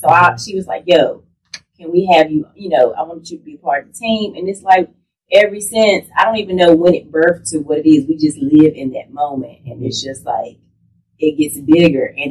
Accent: Danville, Virginia, United States; I'm originally from Danville, Virginia

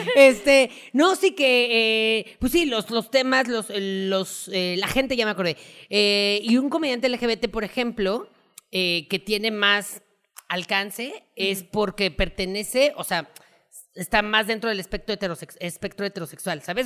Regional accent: Mexico; como mexicanos estamos acostumbrados porque pues así crecimos

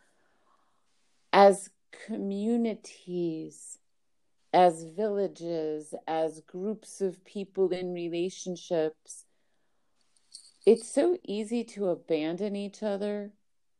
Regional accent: Miami, Florida, United States; I was brought up in Miami, Florida.

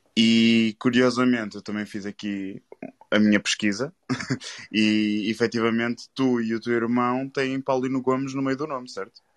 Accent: Porto, Norte, Portugal; eu sou cá do Porto

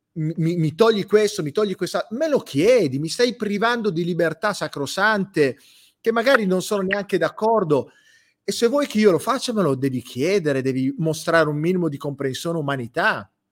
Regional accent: Campania, Italy; moved away; Io non sono napoletano, sono campano, non vivo lì

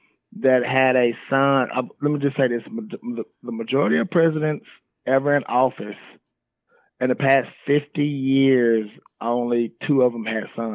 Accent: Mississippi, United States; born there; also born or lived in Georgia / Dallas / Atlanta / Chicago; So, right. I was born in Mississippi.

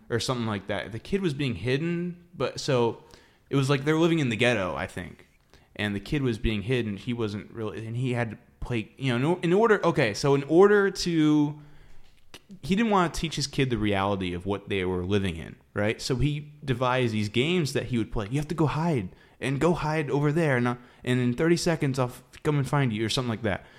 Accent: Palm Coast, Florida, United States; I grew up in Palm Coast. That's North Florida.

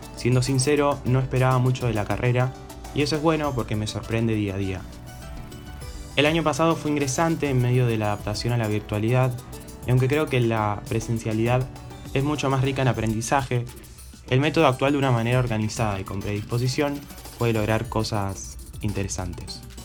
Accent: Rosario, Santa Fe, Argentina; nací y vivo en Rosario, Santa Fe

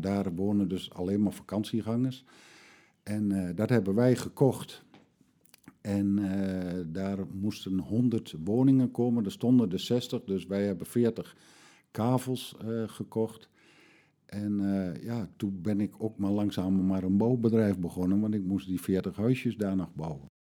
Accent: Vriezenveen, Overijssel, Netherlands; ik ben geboren in Veen

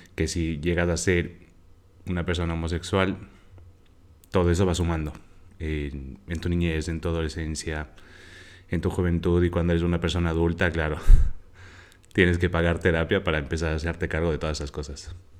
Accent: Quito, Pichincha, Ecuador; moved away as an adult; now in Barcelona, Spain; Quito, de donde soy, tiene sus zonas re inseguras

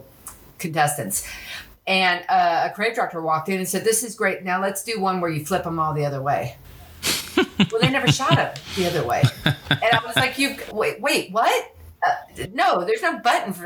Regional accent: Los Angeles, California, United States; moved away as an adult; also born or lived in France; growing up in Los Angeles

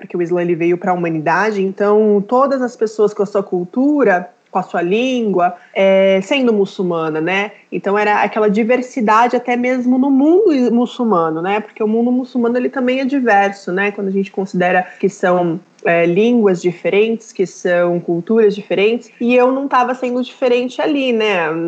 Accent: Brazil; eu sou brasileira, mas as pessoas não me consideram brasileira, né?

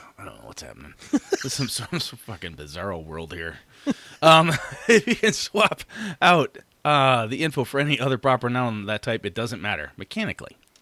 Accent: Wausau, Wisconsin, United States; moved away; I will be up in Wausau, Wisconsin, my hometown

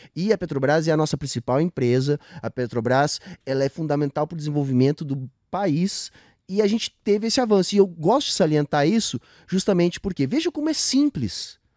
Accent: Rio Grande do Sul, Brazil; do gaúcho, de onde eu venho

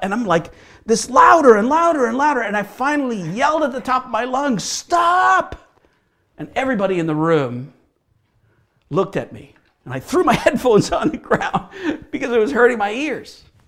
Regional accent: Hamilton, Ontario, Canada; also born or lived in Michigan / Bowmanville, Ontario; I grew up in Hamilton, Ontario, and I'm a Ontario boy

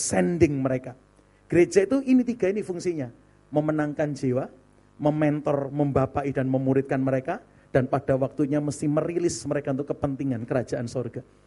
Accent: Surabaya, East Java, Indonesia; moved away as an adult; also born or lived in Serpong (BSD), Banten; now in Serpong, Indonesia; Saya melayani hampir 15 tahun di BSD dari kota Surabaya asalnya

